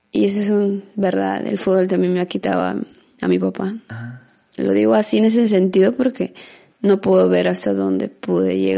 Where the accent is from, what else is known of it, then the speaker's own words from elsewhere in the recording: Amazonas, Peru; now in Lima, Peru; yo vine de Amazonas por necesidades económicas. No vine porque realmente quería ser futbolista.